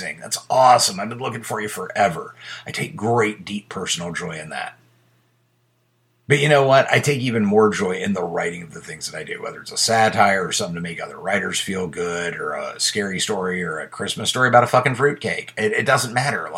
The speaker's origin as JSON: {"language": "English", "country": "United States", "tie": "born or raised there", "said": "I was born in America"}